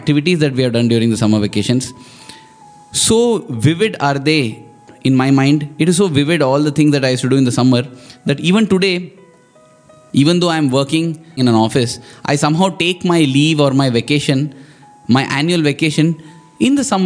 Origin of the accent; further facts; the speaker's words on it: Mumbai, Maharashtra, India; also born or lived in Vrindavan; Bombay, that was my hometown then